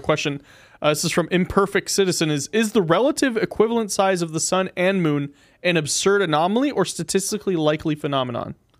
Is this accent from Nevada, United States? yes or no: yes; Pahrump, Nevada, United States; now in North Las Vegas, United States; I guess I'm from Harump